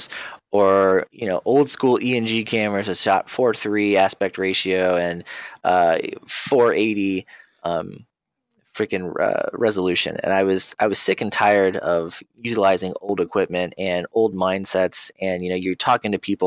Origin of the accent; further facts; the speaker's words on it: Ohio, United States; I'm from Ohio